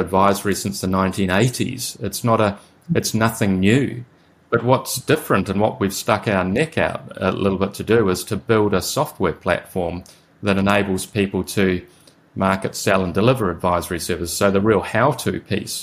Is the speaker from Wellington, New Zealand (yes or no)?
no; Whakatane, Bay of Plenty, New Zealand; I'm from a tiny little town with a population of 6,000 people